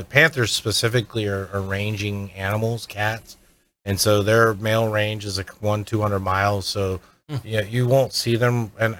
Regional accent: Florida, United States; I remember growing up in Florida. I'm fourth generation Floridian.

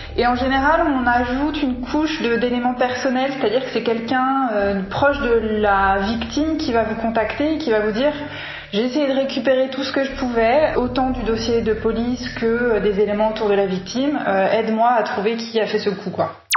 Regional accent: Paris, Île-de-France, France; on vient tous les deux de Paris

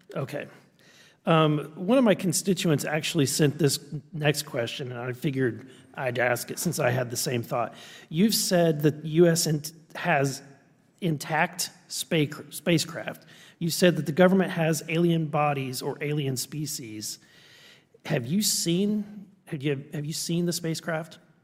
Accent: Missouri, United States; I'm from Missouri, you've gotta show me

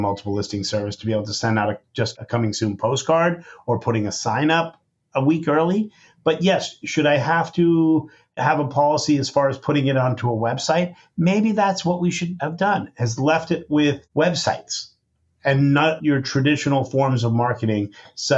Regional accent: San Francisco, California, United States; I grew up in San Francisco

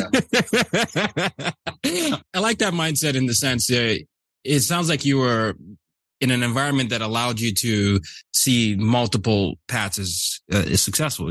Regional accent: Nigeria; I'm from Nigeria

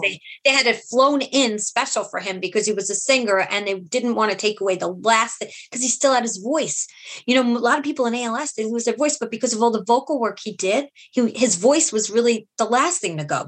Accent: New York City, New York, United States; I was uh, born and raised in Brooklyn

